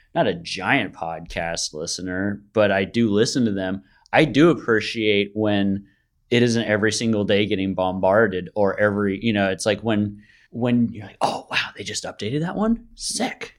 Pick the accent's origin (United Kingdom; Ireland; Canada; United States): United States; Bay Area, California; I'm born and raised in the Bay Area.